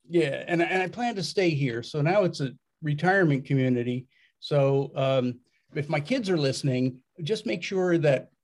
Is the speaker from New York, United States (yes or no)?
yes; Westchester County, just outside New York City, United States; I was born and raised just outside New York City in Westchester County.